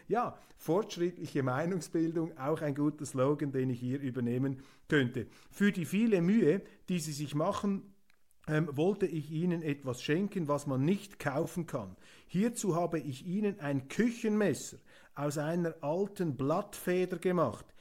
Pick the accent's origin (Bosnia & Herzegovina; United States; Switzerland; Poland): Switzerland; ich als Schweizer Demokrat